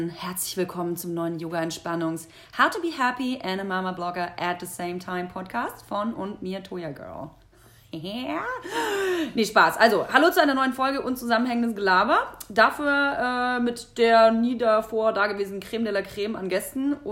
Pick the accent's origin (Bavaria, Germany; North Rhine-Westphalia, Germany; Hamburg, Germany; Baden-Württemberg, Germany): Bavaria, Germany; born there; Würzburg, ja, man kenn kennt Würzburg. Ist in der Nähe davon da, wo ich geboren bin.